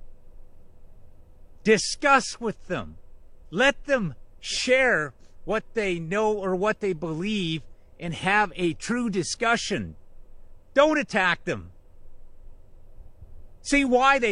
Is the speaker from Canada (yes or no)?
yes; Canada; I am just a Canadian